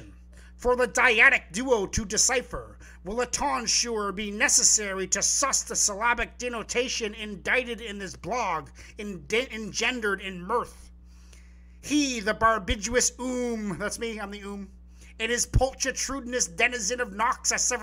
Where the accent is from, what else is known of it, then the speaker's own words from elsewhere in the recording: Vancouver Island, British Columbia, Canada; I'm from Vancouver Island. So we're both BC people.